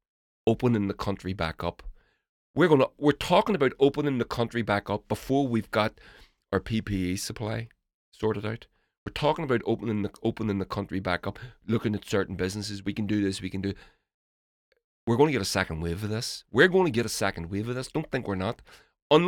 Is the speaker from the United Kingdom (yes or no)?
yes; United Kingdom; moved away as an adult; now in Hungary; But I'm a Brit living in Hungary.